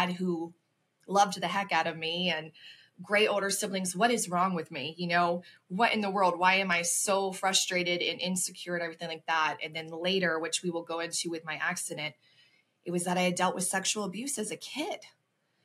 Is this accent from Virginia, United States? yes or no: no; Ocala, Florida, United States; moved away as an adult; also born or lived in Chicago suburbs, Illinois; now in Chicago, United States; I was originally born and raised in Ocala, Florida, which is in the center in a small town